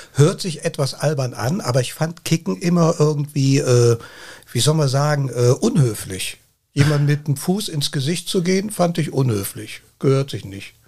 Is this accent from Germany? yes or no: yes; Cologne, North Rhine-Westphalia, Germany; Ich sage immer, ich bin Kölner. Ich bin hier in Köln geboren